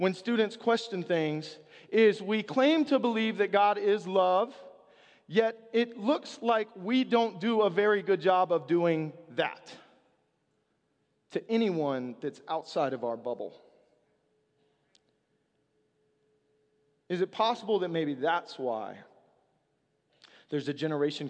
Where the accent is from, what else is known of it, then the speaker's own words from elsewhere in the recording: the South, United States; I'm from the South